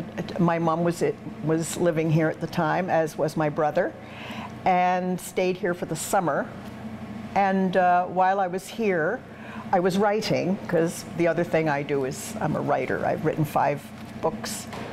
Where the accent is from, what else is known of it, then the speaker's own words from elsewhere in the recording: Canada; also born or lived in England; I was born in England. And my family, right after World War II, emigrated to Canada.